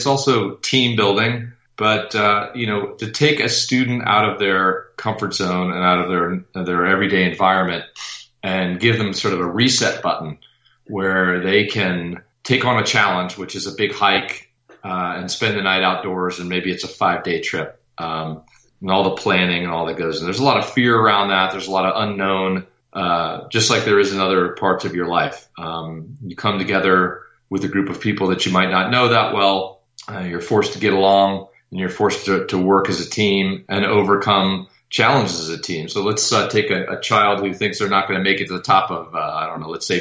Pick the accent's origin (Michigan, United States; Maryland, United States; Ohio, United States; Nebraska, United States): Maryland, United States; I grew up in an affluent part of Maryland